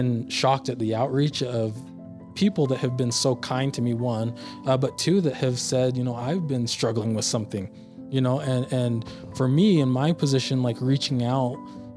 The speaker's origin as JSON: {"language": "English", "region": "Utah", "country": "United States", "tie": "born or raised there", "also_born_or_lived": "Philadelphia, Pennsylvania", "said": "all my family has been in Utah now. I've lived here my whole life"}